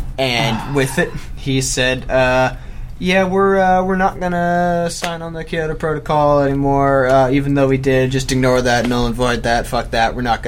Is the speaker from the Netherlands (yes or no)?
yes; Netherlands; I'm from Holland, so I've got a Dutch citizenship.